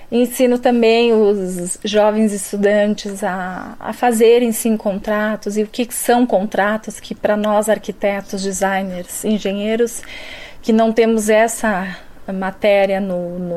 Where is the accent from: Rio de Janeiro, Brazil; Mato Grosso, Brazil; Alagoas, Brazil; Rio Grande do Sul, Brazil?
Rio Grande do Sul, Brazil; now in São Paulo, Brazil; É, vim do Rio Grande do Sul, de uma cidade muito pequena do interior, de 22 mil habitantes